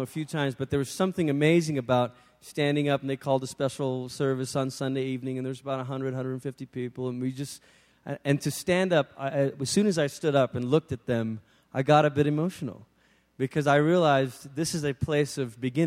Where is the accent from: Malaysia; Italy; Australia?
Malaysia; moved away; being back, obviously, in the country where I'd grown up